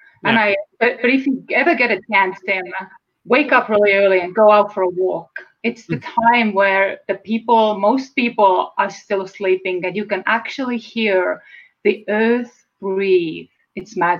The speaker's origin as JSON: {"language": "English", "country": "Estonia", "tie": "born or raised there", "second_language": "English", "moved": "as an adult", "lives_now": "United States", "said": "And perhaps you have heard my accent. So I'm from Estonia. It's a former Soviet bloc country. And I was born and raised there."}